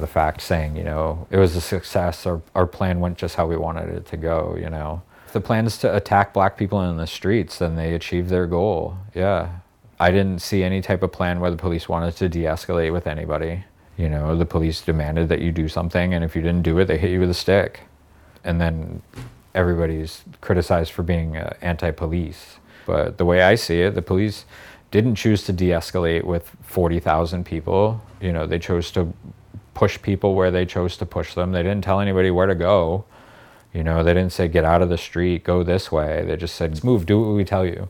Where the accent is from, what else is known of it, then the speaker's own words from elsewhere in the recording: Boston, Massachusetts, United States; I did grow up in a very white, privilegey place. I'm Irish and I'm from Boston.